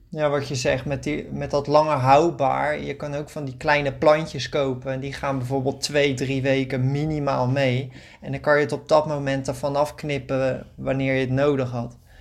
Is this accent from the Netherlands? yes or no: yes; Netherlands; moved away as an adult; now in Greece; wij als Nederlanders